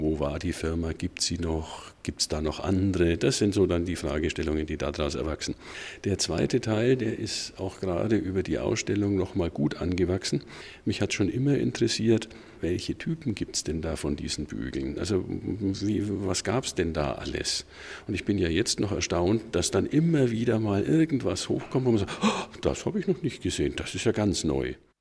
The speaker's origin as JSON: {"language": "German", "town": "Bamberg", "region": "Bavaria", "country": "Germany", "tie": "born or raised there", "said": "in meiner Heimatstadt Bamberg"}